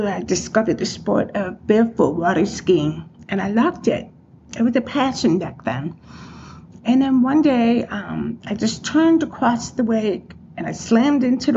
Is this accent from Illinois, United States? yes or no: yes; Chicago, Illinois, United States; moved away as an adult; now in West Henrietta, United States; I grew up in Chicago